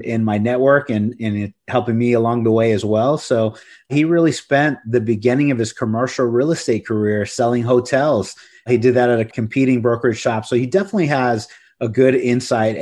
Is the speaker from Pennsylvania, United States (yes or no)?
no; Corpus Christi, Texas, United States; now in San Antonio, United States; I'm from Corpus Christi. That's where I grew up.